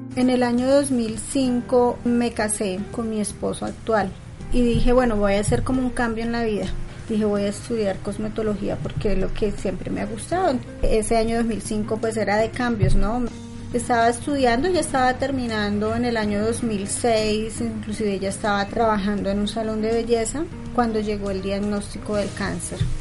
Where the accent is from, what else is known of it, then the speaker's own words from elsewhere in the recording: El Espinal, Tolima, Colombia; also born or lived in Ibagué; Yo nací en Ibagué, pero pues desde muy pequeña mis padres se fueron a vivir al Espinal, que es muy cerca de Ibagué, y pues me considero más espinaluna que ibaguereña. Ahí transcurrió pues toda mi niñez en el Espinal y la adolescencia